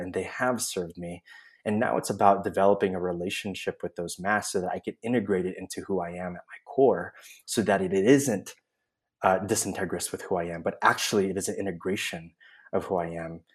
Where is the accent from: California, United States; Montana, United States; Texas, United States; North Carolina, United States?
California, United States; Oakland; moved away as an adult; now in San Miguel de Allende, Mexico; I'm originally from the Bay Area. Uh, Oakland is my home, and I now live in San Miguel de Allende, Mexico, with my husband